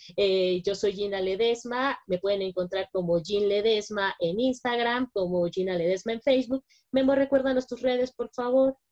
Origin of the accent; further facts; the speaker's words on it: Mexico; como mexicanos podemos sentirnos completamente orgullosos